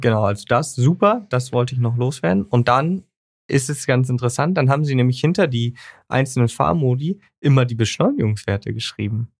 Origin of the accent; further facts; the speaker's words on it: Germany; wir als Deutsche